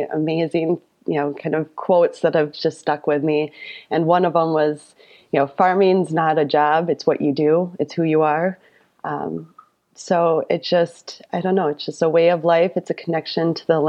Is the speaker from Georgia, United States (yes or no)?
no; Royalton, Wisconsin, United States; accent: thick Wisconsin; also born or lived in Madison, Wisconsin; I am a fifth generation farmer here in rural Wapaka County. I was born in the same farmhouse as my grandfather on the other side of Royalton.